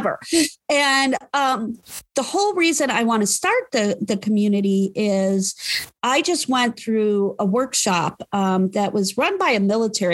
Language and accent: English; Parma, Ohio, United States; I grew up in Parma